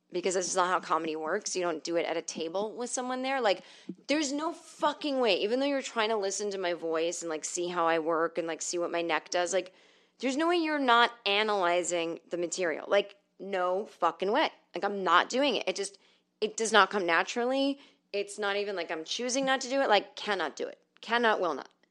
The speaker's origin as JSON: {"language": "English", "region": "the North", "country": "United States", "said": "I'm from the North"}